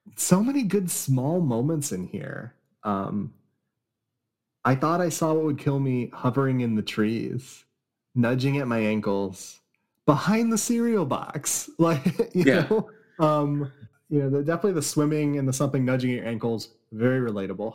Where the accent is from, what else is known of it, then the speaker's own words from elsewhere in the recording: California, United States; I grew up in California